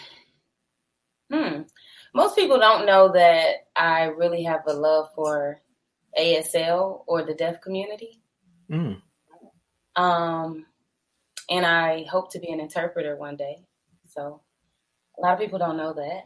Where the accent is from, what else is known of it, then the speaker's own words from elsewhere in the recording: Atlanta, Georgia, United States; I am born and raised in Atlanta, Georgia